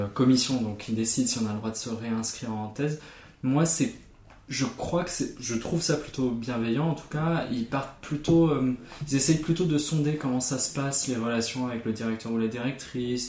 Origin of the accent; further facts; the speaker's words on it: Germany; mon identité en tant qu'Allemand